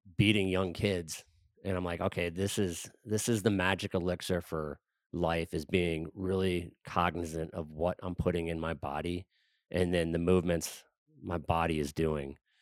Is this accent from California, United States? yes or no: no; Wisconsin, United States; I grew up in Wisconsin